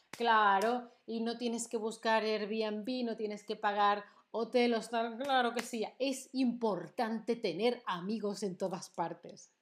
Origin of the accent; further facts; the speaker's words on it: Seville, Andalusia, Spain; moved away; fue a mi ciudad de origen, no fue nada especial, no fue nada original, no fui a Tombuctú ni a Honolulu, no, no, no, fui a Sevilla